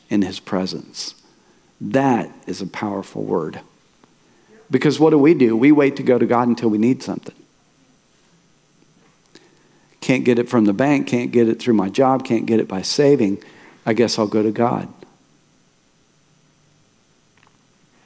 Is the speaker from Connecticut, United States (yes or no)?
no; Tulsa, Oklahoma, United States; I was born and raised in Tulsa